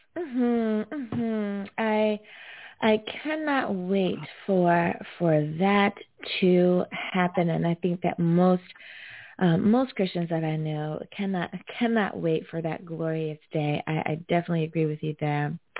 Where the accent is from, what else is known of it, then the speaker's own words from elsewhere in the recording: United States; the United States of America, my home country